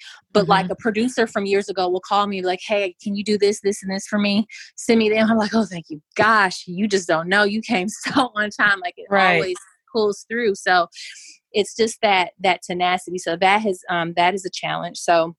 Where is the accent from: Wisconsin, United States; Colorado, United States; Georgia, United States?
Wisconsin, United States; You know, I'm from Wisconsin. We do custard here.